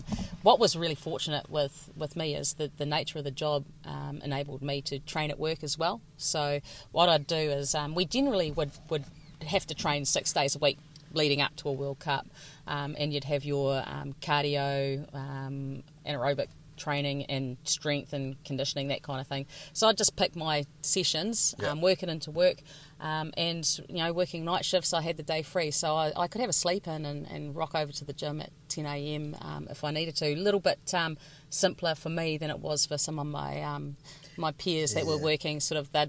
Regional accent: Tararua, Manawatū-Whanganui, New Zealand; I grew up in Tararua, which was a volunteer covered area

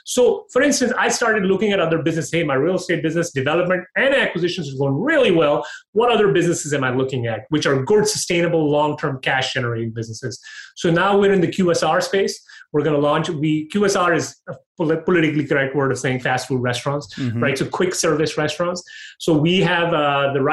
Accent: Pakistan; also born or lived in Dubai, United Arab Emirates / Toronto, Canada / Calgary, Canada; now in United States; I was born in Dubai. I grew up in Pakistan

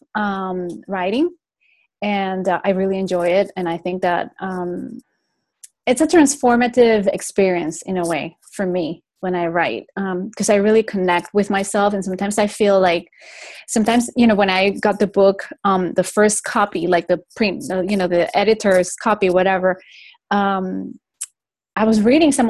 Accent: Venezuela; also born or lived in Spain; now in Florida, United States; I was raised in Venezuela, in South America. But I'm the first generation that was actually raised out of Spain

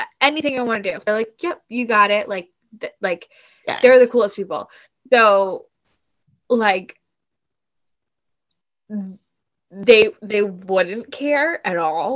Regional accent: Massachusetts, United States; stereotypical like mass hole

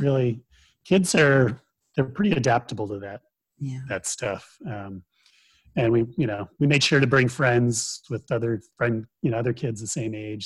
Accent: Chicago, Illinois, United States; moved away; I grew up near Chicago

